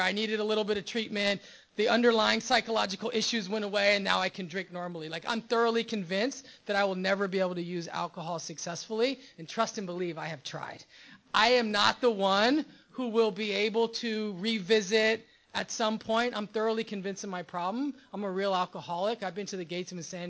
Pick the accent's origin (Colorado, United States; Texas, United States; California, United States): California, United States; Los Angeles; I do come from West L.A. I'm from Rancho Park. I went to Palms Middle School, Hamilton High School, Culver City area